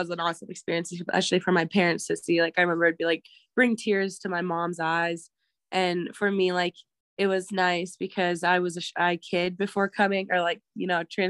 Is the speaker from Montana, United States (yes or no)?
yes; Pryor, Montana, United States; also born or lived in Billings, Montana; I grew up in Pryor, Montana, small reservation, like 40 minutes away from Billings. And then once I got to high school, my family decided to move to Billings